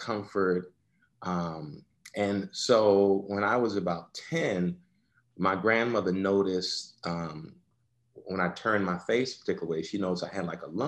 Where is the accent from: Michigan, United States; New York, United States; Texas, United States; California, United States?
New York, United States; I born and raised in New York. First one in my family born in the United States, actually.